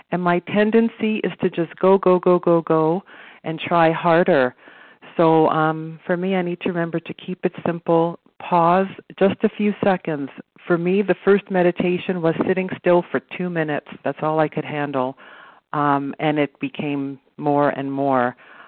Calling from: Toronto, Ontario, Canada; So I'm calling from Toronto, Canada

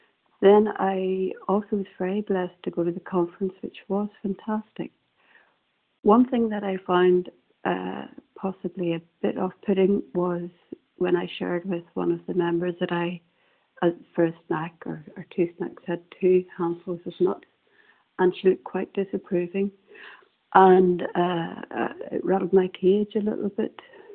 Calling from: Northern Ireland, United Kingdom; I'm calling from Northern Ireland

